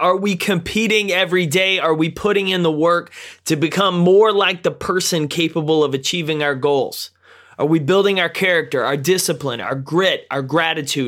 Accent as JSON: {"language": "English", "town": "Jacksonville", "region": "Texas", "country": "United States", "said": "I'm from Jacksonville, so we're a little bit bigger, but not too much"}